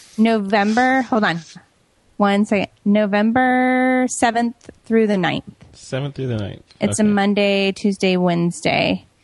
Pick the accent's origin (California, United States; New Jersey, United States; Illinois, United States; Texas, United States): California, United States; San Diego; It this year is in San Diego, my hometown.